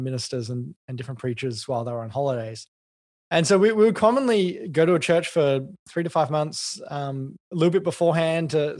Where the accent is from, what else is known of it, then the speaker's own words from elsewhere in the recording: Canberra, Australian Capital Territory, Australia; moved away as an adult; also born or lived in Adelaide / Melbourne; I grew up in Canberra, and then I moved to Adelaide as a young adult.